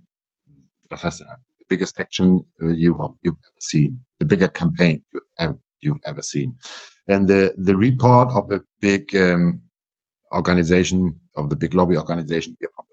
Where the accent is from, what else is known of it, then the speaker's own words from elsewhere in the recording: Schleswig-Holstein, Germany; first language German; English is a second language; I come from Schleswig-Holstein